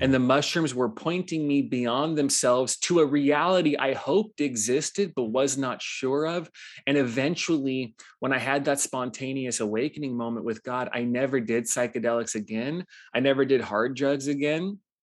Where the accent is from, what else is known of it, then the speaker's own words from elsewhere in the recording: Los Angeles, California, United States; moved away as an adult; also born or lived in Hawaii; I grew up in Los Angeles, actually, before I moved to Hawaii at eighteen